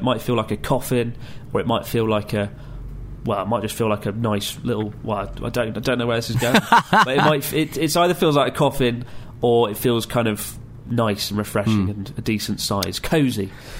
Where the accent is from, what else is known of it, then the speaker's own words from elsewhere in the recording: Washington, United States; Howdy, Chris and Pete. … I'm from Washington State.